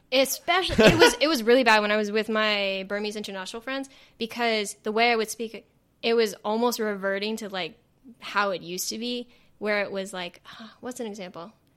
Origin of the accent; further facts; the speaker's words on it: the Valley, California, United States; accent: Valley; I do have a Valley accent